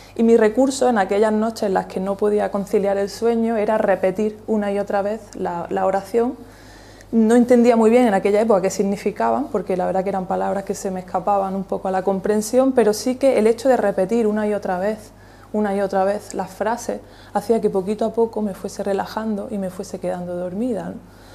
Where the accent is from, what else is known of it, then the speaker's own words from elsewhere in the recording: Almuñécar, Andalusia, Spain; also born or lived in Granada; yo nací en Almuñécar